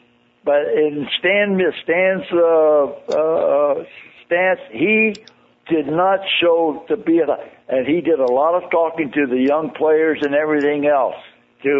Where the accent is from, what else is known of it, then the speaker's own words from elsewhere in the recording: California, United States; I'm from California, born and raised.